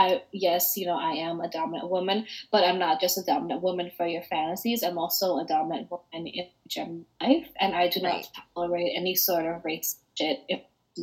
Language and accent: English; United States; I was born in America